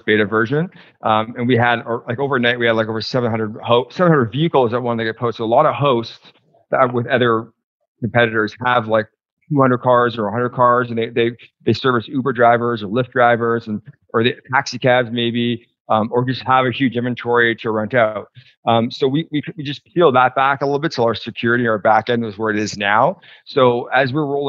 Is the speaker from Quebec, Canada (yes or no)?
no; Toronto, Ontario, Canada; also born or lived in United States; now in British Columbia, Canada; I grew up in Toronto, but I've lived in BC for almost 20 years, going back and forth to the US.